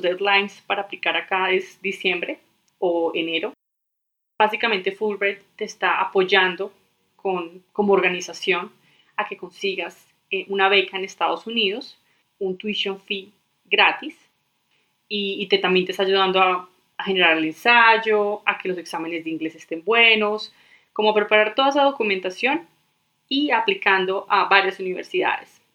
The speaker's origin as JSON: {"language": "Spanish", "town": "Medellín", "region": "Antioquia", "country": "Colombia", "tie": "born or raised there", "moved": "as an adult", "lives_now": "Denver, United States", "said": "yo soy colombiana, nací en Medellín"}